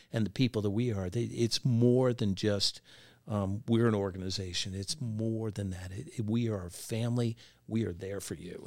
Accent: southern Pennsylvania, United States; moved away; I'm originally from the South Pennsylvania area

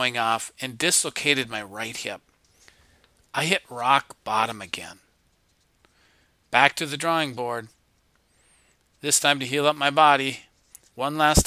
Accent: Minnesota, United States; I grew up in Minnesota on a lake, played sports, fished a lot, just had a lot of fun, no worries

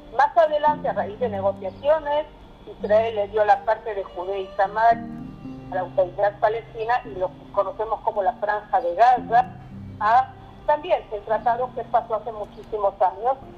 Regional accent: Argentina; moved away as an adult; now in Mexico; Yo nací en Argentina

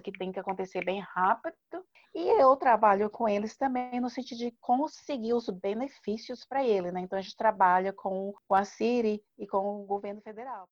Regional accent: Brazil; a gente como brasileiro

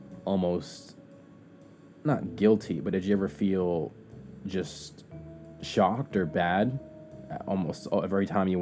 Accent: United States; I was raised in the United States.

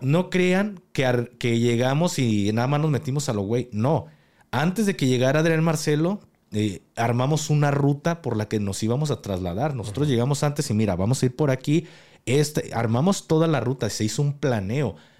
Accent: Mexico; como militar y como mexicano

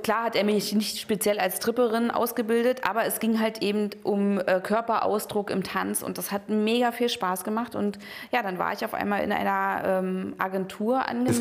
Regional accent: East Germany, Germany; Ich bin halt in der DDR aufgewachsen

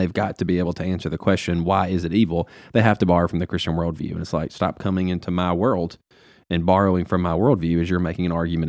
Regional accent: Grenada; I'm from Grenada, bro.

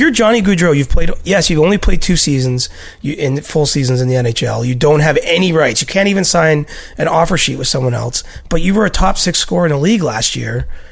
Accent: near Toronto, Ontario, Canada; a young Leafs fan growing up near Toronto.

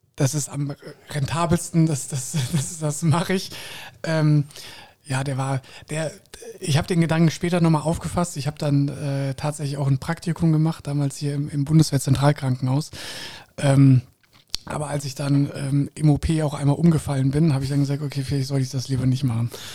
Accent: Koblenz, Rhineland-Palatinate, Germany; moved away as an adult; also born or lived in Munich / Switzerland / Bahrain; ich bin in Koblenz groß geworden

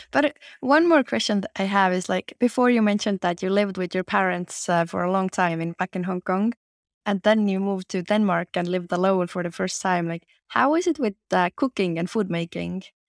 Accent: Estonia; I was born in Estonia

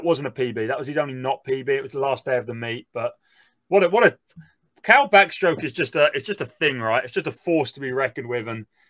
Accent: South Africa; I'm South African.

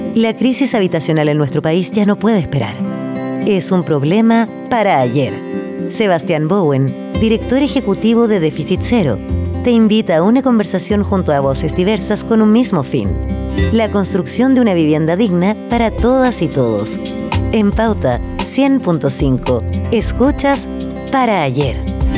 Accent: Santiago, Santiago Metropolitan Region, Chile; toda mi infancia y mi vida crecí en Providencia

